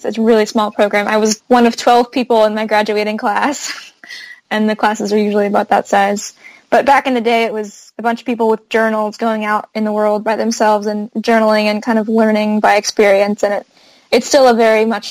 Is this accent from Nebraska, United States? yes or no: no; Davis, California, United States; moved away as an adult; also born or lived in Santa Cruz, California / Hangzhou, China; now in Brooklyn, United States; I'm from Davis, California, which is home of UC Davis, college town near Sacramento.